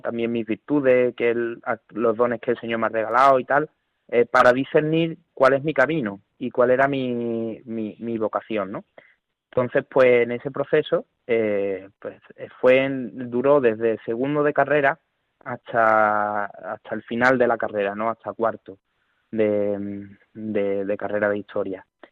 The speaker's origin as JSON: {"language": "Spanish", "area": "Seville", "region": "Andalusia", "country": "Spain", "tie": "born or raised there", "said": "en mi pueblo hay dos parroquias, está San José y está Santa María Madre de Dios"}